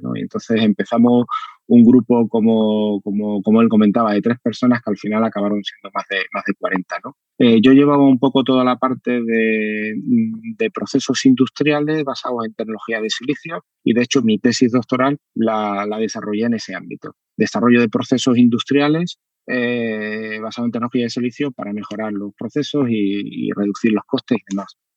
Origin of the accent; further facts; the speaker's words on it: Seville, Andalusia, Spain; Estudié física en Sevilla, yo, yo nací en Sevilla y, estudié, estudié allí en la Facultad de Físicas